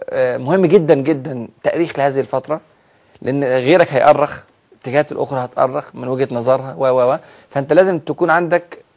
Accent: Egypt; فهم كانوا فرحانين جدا جدا لاحداث الثوره اللي حصلت عندنا في مصر

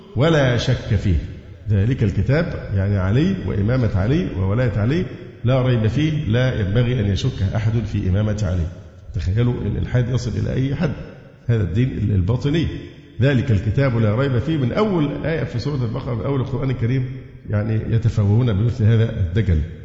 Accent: Egypt; عندنا في مصر

